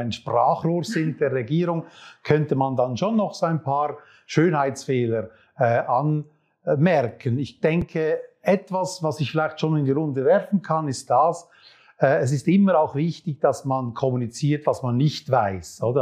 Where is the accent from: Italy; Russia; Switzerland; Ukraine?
Switzerland; als Schweizer Bürger